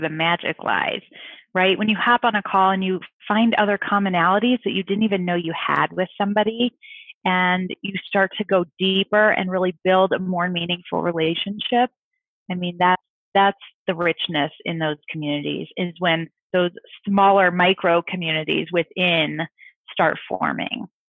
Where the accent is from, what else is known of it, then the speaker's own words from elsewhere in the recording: St. Louis, Missouri, United States; I'm from St. Louis